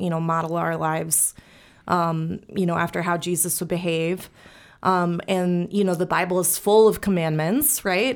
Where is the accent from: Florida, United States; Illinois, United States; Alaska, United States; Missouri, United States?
Missouri, United States; St. Louis; I was born and raised here in Saint Louis.